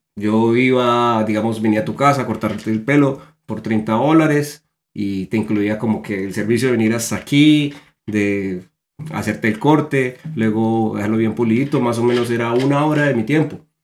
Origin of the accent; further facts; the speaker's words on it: Colombia; moved away as an adult; now in United States; somos dos colombianos